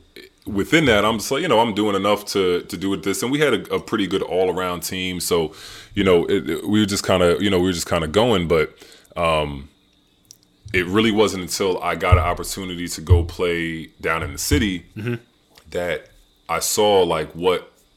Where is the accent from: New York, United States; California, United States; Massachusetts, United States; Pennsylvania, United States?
New York, United States; Middletown; I grew up in Middletown.